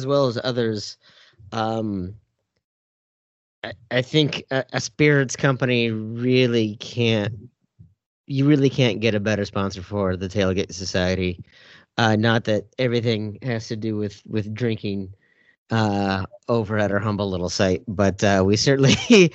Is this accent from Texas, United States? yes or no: no; Minnesota, United States; As a Minnesotan